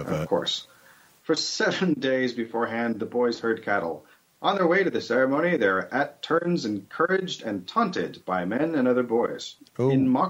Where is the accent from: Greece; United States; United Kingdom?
United Kingdom; England; hey, I'm English, right?